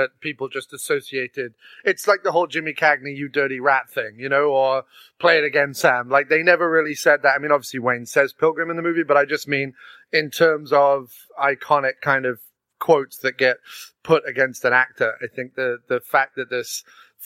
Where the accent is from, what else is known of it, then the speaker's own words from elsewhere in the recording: England, United Kingdom; Being English